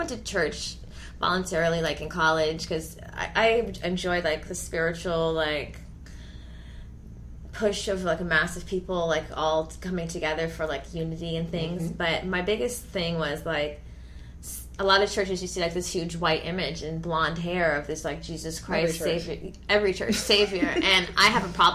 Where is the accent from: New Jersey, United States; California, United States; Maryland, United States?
California, United States; Los Angeles; also born or lived in Atlanta; we grew up in the Valley, so we know hella Armenians